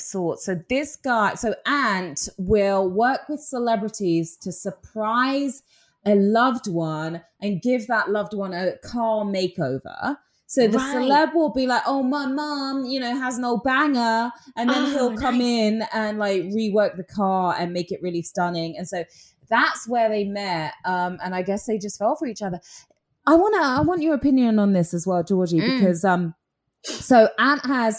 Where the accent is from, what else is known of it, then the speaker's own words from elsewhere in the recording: England, United Kingdom; moved away; being English